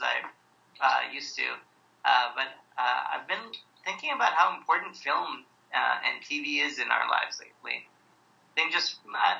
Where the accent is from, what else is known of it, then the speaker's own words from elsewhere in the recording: South India, India; I'm Indian. I come from the south of India